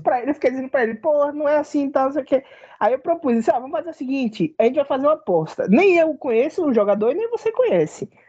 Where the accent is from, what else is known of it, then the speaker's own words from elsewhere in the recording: Bahia, Brazil; eu sou um cara, um baiano